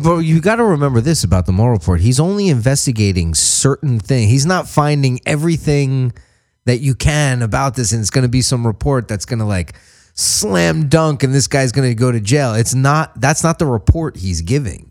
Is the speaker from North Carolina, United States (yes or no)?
no; New York, United States; I grew up in New York